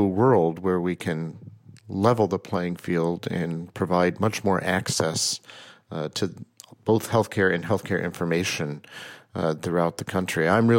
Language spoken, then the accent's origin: English; Oklahoma, United States; also born or lived in New York area; I was born in Oklahoma, and my mother was a painter.